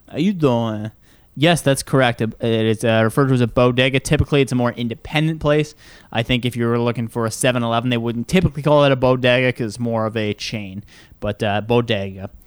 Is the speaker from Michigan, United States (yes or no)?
yes; Michigan, United States; accent: Michigan; Incorrect. It's actually Michigan. So next time you're in Michigan and you need to say